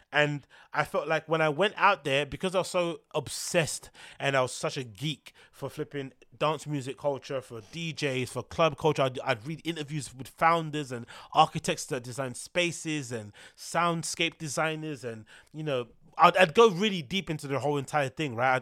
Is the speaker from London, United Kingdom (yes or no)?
yes; London, United Kingdom; being a Londoner